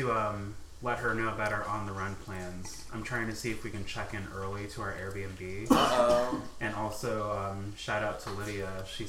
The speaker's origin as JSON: {"language": "English", "region": "Alaska", "country": "United States", "tie": "born or raised there", "moved": "yes", "said": "Well, with growing up in Alaska"}